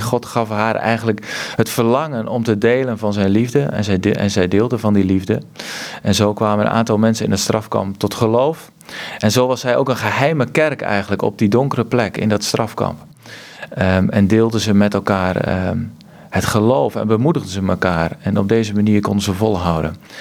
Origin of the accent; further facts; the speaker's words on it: Kampen, Overijssel, Netherlands; bij Kampen, waar ik vandaan kom